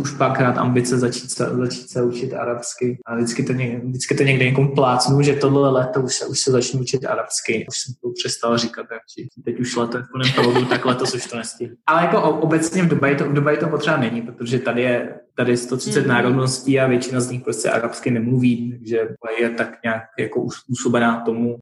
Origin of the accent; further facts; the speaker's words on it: Czechia; moved away as an adult; now in Dubai, United Arab Emirates; Předtím já jsem celou dobu žil vlastně v Česku